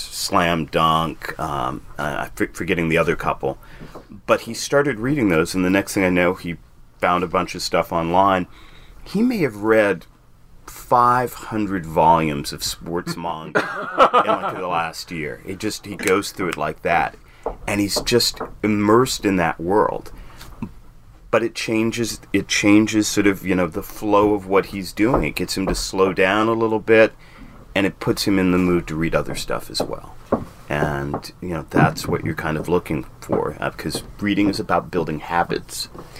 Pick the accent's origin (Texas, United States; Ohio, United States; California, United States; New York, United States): California, United States; Los Angeles; moved away; I grew up in Los Angeles.